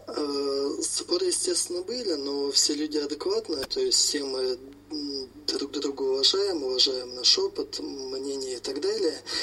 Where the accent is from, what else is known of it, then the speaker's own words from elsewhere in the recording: Tomsk, Tomsk Oblast, Russia; moved away as an adult; now in Moscow, Russia; я, собственно, родился в Томске, вырос в Томске